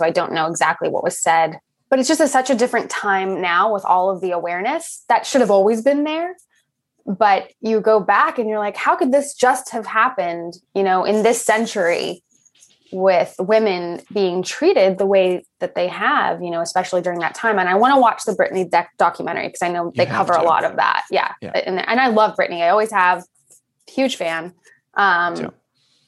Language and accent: English; Los Angeles, California, United States; I grew up in Los Angeles